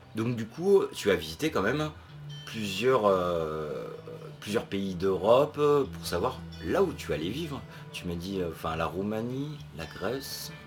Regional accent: Normandy, France; moved away; Je suis normand

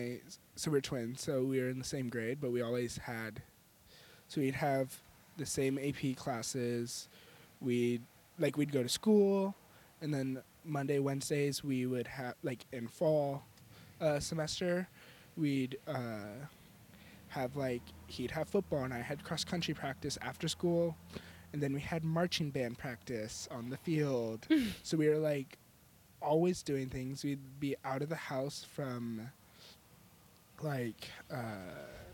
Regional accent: Atascadero, California, United States; I grew up a couple hours south of Santa Cruz in a town called Atascadero

